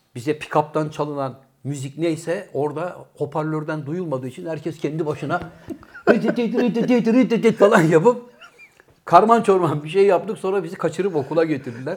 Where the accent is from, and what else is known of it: Bursa, Turkey; born or raised there; also born or lived in Trabzon